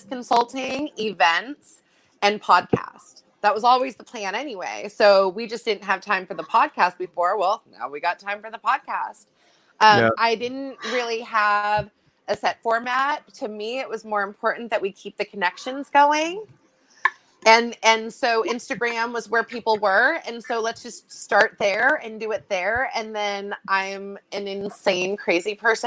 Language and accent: English; Bay Area, California, United States; now in Long Beach, United States; I was homeless and in juvenile halls and group homes growing up in the Bay Area.